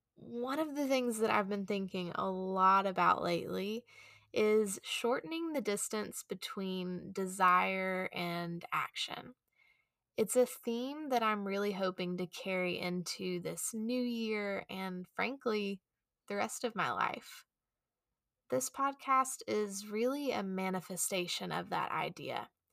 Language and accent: English; Chattanooga, Tennessee, United States; I returned back to my hometown here in Chattanooga